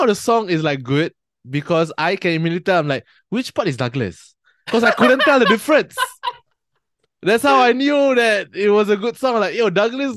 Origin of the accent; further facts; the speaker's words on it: Singapore; I am from Singapore.